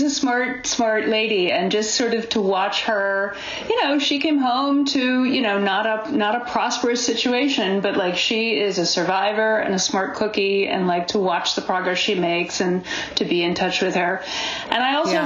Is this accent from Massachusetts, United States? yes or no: yes; Boston, Massachusetts, United States; also born or lived in California / Ohio / New York; now in Berkeley, United States; I was raised back east in New England